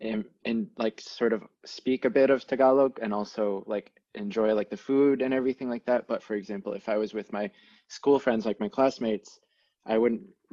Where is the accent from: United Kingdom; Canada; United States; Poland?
Canada; Oakville, Ontario; I was born and raised in Canada, specifically Oakville